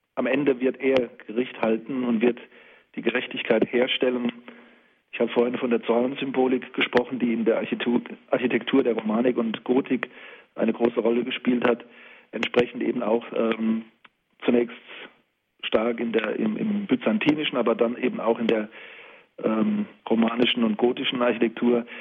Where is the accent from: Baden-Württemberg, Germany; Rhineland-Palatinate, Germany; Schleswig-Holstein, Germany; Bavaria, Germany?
Rhineland-Palatinate, Germany; the Palatinate and the Saarpfalz; hier in meiner Heimat, in der Pfalz und der Saarpfalz